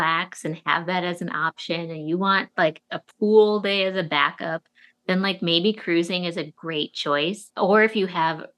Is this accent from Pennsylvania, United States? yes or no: no; Chicago, Illinois, United States; also born or lived in New York; now in Chicago, United States; I was born and raised in Chicago